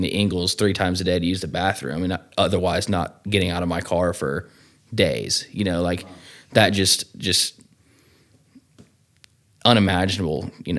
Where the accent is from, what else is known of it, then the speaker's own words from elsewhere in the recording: Cumming, Georgia, United States; I'm from Cumming, Georgia, you know, close to the old Decula, Georgia, where we are now. Grew up really in a good family, man.